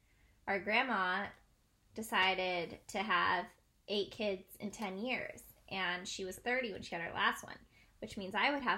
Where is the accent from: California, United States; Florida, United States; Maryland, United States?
California, United States; Southern; also born or lived in Sonoma County, California; I'm a sister and an aunt and everything in between. Born and raised in SoCal, live in NorCal in wine country. I'm a teacher, just started grad school